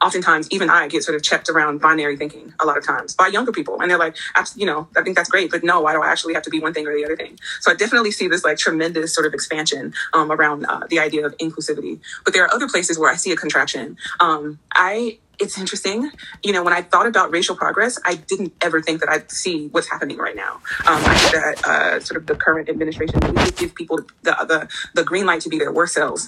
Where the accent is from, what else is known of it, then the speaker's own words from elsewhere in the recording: Texas, United States; I grew up in the South, in Texas, as a matter of fact.